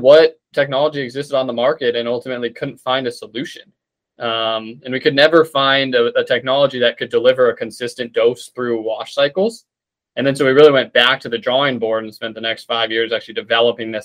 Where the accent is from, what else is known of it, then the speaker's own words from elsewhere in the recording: Tucson, Arizona, United States; moved away as an adult; also born or lived in Seattle; now in North Carolina, United States; Grew up in Arizona, in Tucson, and then went to school out in Seattle and came out to North Carolina